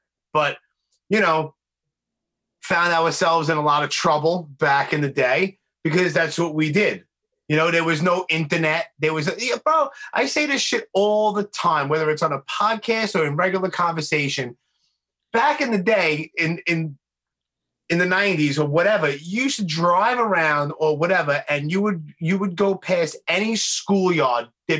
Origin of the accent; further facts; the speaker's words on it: New York City, New York, United States; also born or lived in New Jersey / Miami, Florida; I was born and raised in Brooklyn, in Canarsie. I've been all over the place from Bay Ridge to Bath Beach to Bensonhurst.